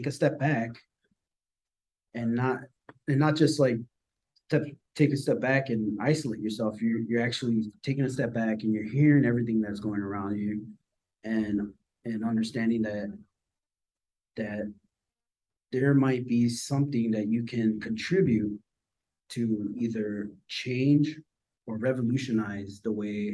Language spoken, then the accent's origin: English; Chicago, Illinois, United States; I was born and raised in Chicago